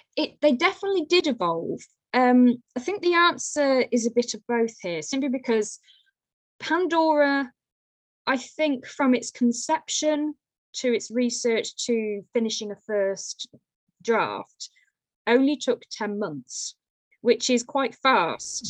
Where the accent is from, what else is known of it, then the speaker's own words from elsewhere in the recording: Lichfield, West Midlands, United Kingdom; I'm from Lichfield in Staffordshire, so a Georgian city.